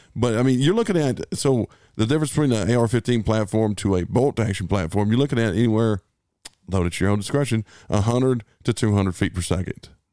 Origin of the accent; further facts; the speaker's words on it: United States; we're American